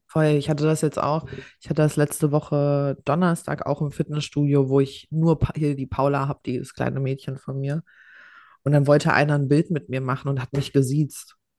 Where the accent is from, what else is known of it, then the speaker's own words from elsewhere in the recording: Hesse, Germany; Ich war einfach der äh, erste Jahrgang, also zumindest bei uns in Hessen, wo es äh, hier G8 gab